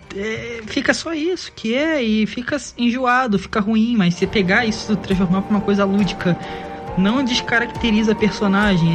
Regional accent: Cabo Frio, Rio de Janeiro, Brazil; eu sou de Cabo Frio, é a sétima cidade mais antiga do Brasil

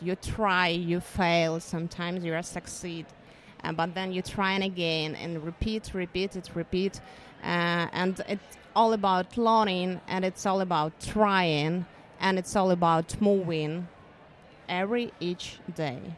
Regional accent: Ukraine; I'm from Ukraine

